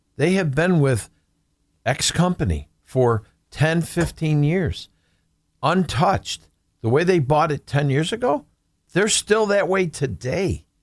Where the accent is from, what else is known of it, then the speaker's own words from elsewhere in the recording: Buffalo, New York, United States; also born or lived in Amherst; born and raised in Buffalo, uh, live in Amherst